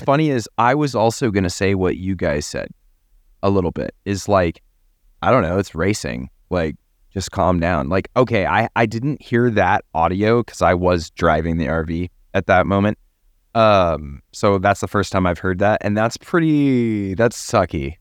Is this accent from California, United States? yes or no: no; Texas, United States; I'm from Texas